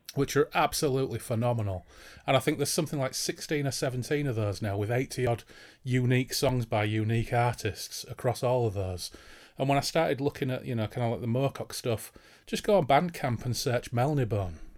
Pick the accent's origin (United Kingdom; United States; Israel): United Kingdom; Hull, Yorkshire and the Humber; I come from Hull in East Yorkshire, in the east of England